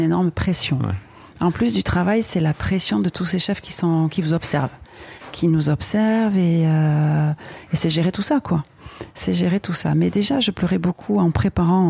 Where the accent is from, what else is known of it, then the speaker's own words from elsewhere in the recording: Biarritz, Nouvelle-Aquitaine, France; j'étais de Biarritz